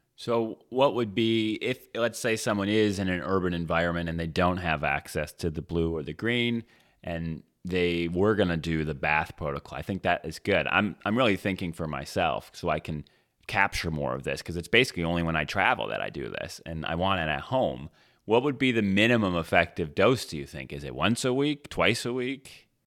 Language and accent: English; Michigan, United States; when I was a kid, I grew up in Michigan